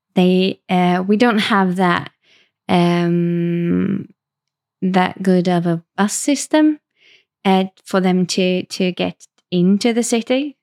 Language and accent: English; Varberg, Halland County, Sweden; moved away as an adult; also born or lived in Stockholm, Sweden; I grew up in Varberg